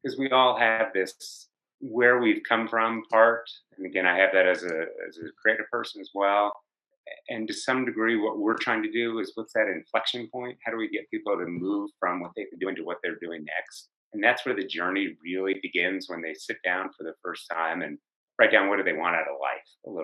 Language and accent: English; New Jersey, United States; now in Colorado, United States; I live in Colorado, I'm from New Jersey